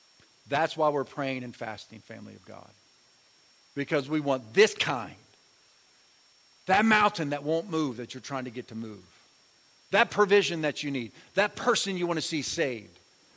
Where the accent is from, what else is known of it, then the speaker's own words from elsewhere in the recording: Ramona, California, United States; I'm from Ramona.